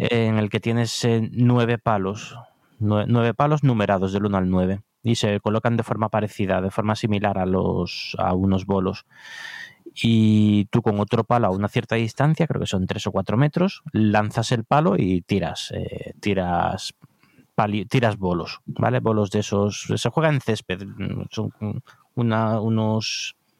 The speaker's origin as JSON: {"language": "Spanish", "town": "Cádiz", "region": "Andalusia", "country": "Spain", "moved": "yes", "lives_now": "Madrid, Spain"}